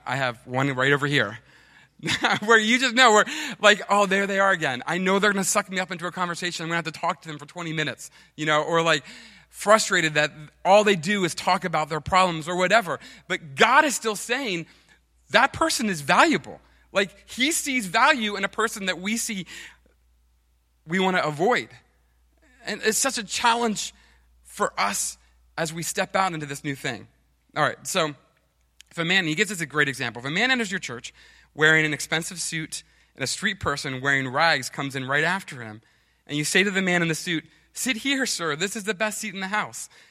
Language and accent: English; United States